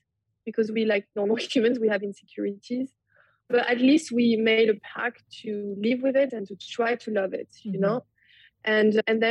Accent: France; moved away as an adult; now in Brooklyn, United States

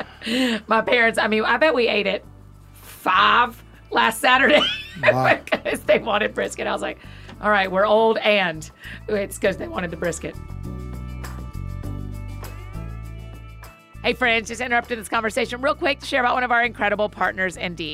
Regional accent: Georgia, United States; moved away; I grew up in Georgia

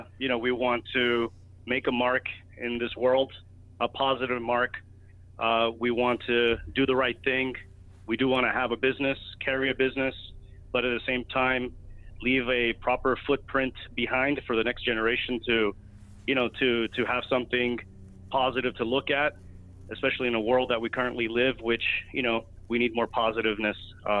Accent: Miami, Florida, United States; moved away as an adult; also born or lived in New York; I used to play a lot of golf when I was living in Miami. When I was born and raised in Miami, so, you know, at an early age I was playing golf.

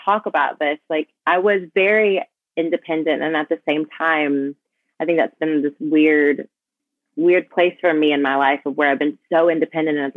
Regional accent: Dallas, Texas, United States; also born or lived in Mississippi; I grew up in Mississippi till I was 6 and then moved to Dallas

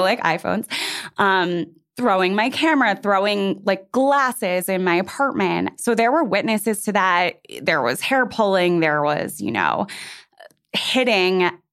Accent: New York City, New York, United States; I just turned 37 and I, like you, am from New York City

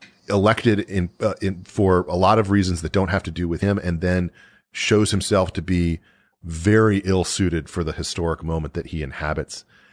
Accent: Virginia, United States; also born or lived in Mississippi / South Carolina; So I was born in Mississippi, grew up a little bit in South Carolina, and then we moved to rural Virginia

